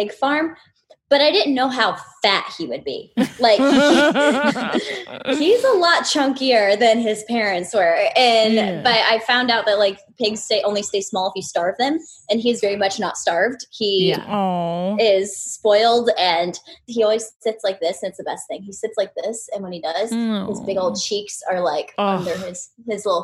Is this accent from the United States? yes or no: yes; Orlando, Florida, United States; I'm from Orlando